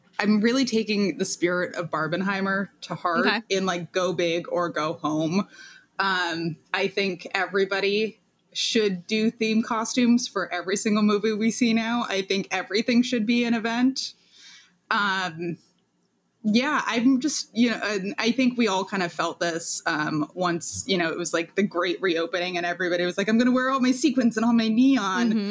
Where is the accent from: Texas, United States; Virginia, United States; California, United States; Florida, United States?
California, United States; Los Angeles; moved away; also born or lived in New York; I'm from Los Angeles, land of 72 and sunny